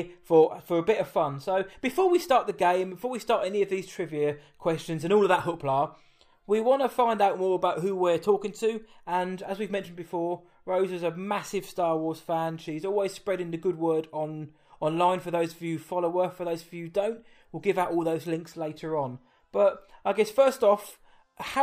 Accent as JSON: {"language": "English", "area": "Essex", "region": "East of England", "country": "United Kingdom", "said": "because I am from the United Kingdom, I'm from England, and we're from Essex."}